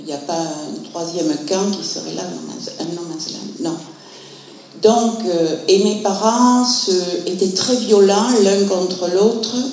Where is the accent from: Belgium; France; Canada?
France; Montpellier, Occitania; je suis de Montpellier, je suis retraitée de l'éducation nationale.